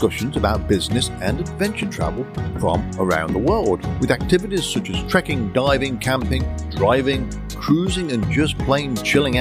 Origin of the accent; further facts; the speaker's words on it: Coventry, West Midlands, United Kingdom; moved away; I am from Coventry originally, which is a bit further north than you, but I've been over here half my life